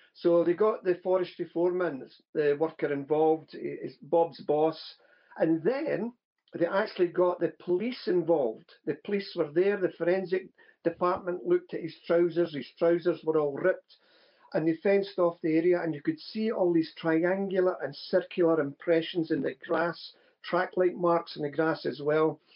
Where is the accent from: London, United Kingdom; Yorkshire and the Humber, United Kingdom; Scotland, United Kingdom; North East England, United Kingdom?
Scotland, United Kingdom; growing up in Scotland